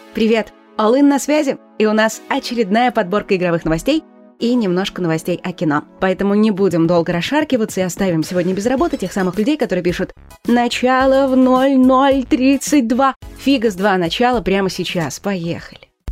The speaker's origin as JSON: {"language": "Russian", "country": "Russia", "said": "у нас в России"}